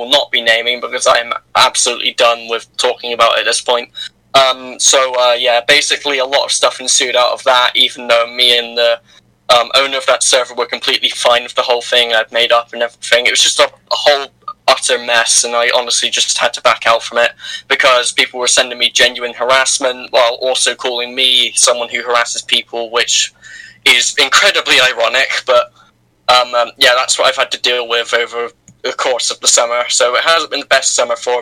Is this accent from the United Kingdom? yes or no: yes; United Kingdom; I'm the British person